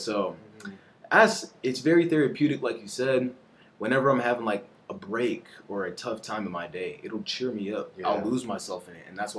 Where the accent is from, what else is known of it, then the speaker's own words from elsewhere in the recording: Belize; now in United States; So I grew up in Belize, and they didn't really freestyle too much over there in like my home country.